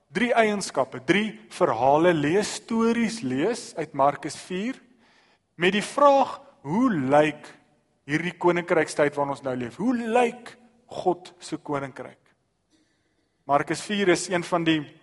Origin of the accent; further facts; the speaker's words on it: South Africa; ons as Suid-Afrikaners